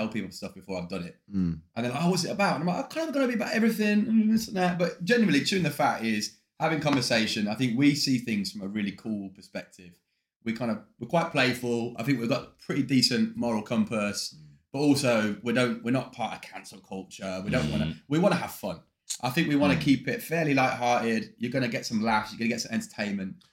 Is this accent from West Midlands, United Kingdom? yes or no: yes; Birmingham, West Midlands, United Kingdom; I'm from Birmingham.